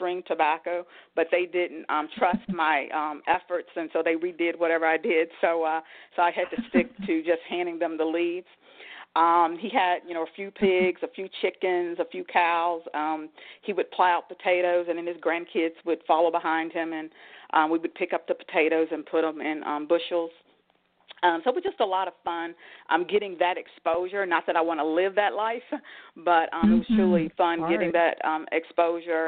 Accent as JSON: {"language": "English", "town": "Danville", "region": "Virginia", "country": "United States", "tie": "born or raised there", "moved": "yes", "lives_now": "Northern Virginia, United States", "said": "I grew up in Danville, Virginia"}